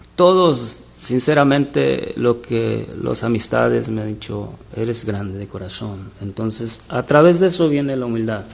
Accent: Buenavista de Allende, Guerrero, Mexico; now in United States; Eh, soy de Guerrero, Guerrero, México. Guerrero, México. Se llama el pueblo Buenavista de Allende Guerrero.

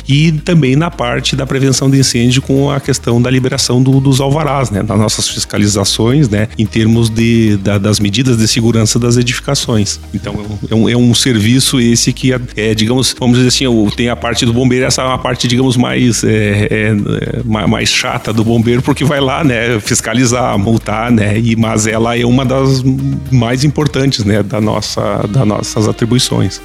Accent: Santa Maria, Rio Grande do Sul, Brazil; moved away as an adult; also born or lived in Ijuí; now in Santa Cruz do Sul, Brazil; Eu sou natural de Santa Maria

